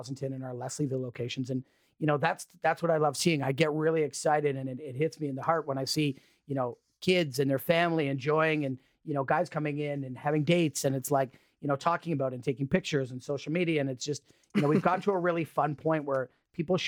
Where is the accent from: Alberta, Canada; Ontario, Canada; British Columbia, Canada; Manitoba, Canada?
Ontario, Canada; Midland; I'm from Midland, Ontario. I'm actually from a lake, not an ocean